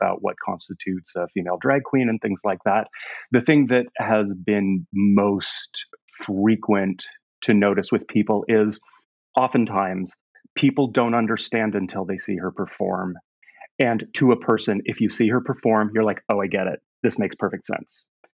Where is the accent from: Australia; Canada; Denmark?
Canada; moved away; also born or lived in East Bay, United States; It's complicated, but I'm Canadian. But my father in the 80s was in software, and so we moved us to the East Bay here in Northern California